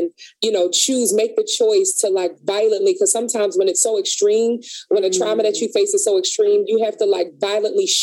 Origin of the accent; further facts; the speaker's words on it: Philadelphia, Pennsylvania, United States; I grew up in North Philly